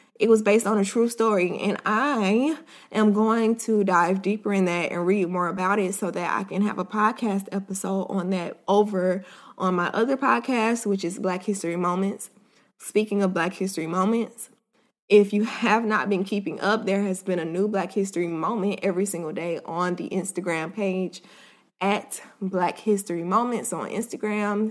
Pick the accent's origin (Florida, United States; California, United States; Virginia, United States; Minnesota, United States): Florida, United States; I was born and raised in Florida